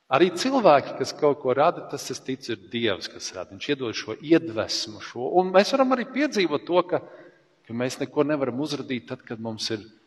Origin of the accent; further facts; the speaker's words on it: Latvia; mēs esam latvieši